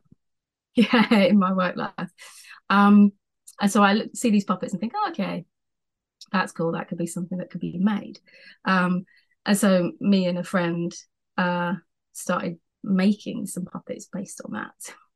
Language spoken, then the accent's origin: English; Essex, East of England, United Kingdom; now in South coast of England, United Kingdom; I'm from Essex, which is like up a bit more by London.